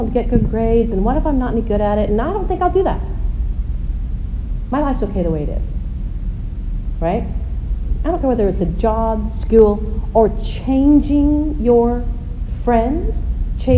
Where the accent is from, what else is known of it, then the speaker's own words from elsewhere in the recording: United States; I'm American